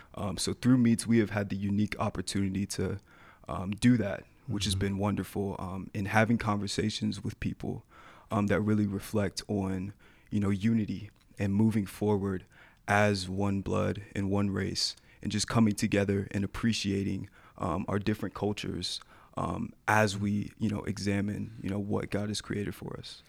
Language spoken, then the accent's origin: English; Atlanta, Georgia, United States; moved away; also born or lived in Colorado; I was born in Atlanta, Georgia